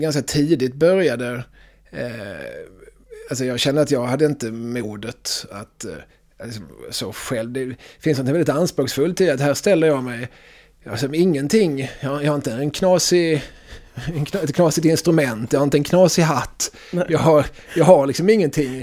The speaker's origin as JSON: {"language": "Swedish", "town": "Eslöv", "region": "Skåne", "country": "Sweden", "tie": "born or raised there", "accent": "Skåne dialect", "moved": "yes", "said": "när jag växte upp i, i Eslöv på 90-talet"}